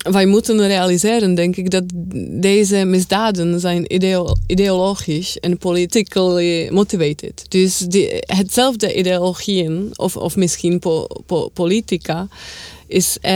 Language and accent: Dutch; Czechia; Ook omdat ik van Tsjechië kom.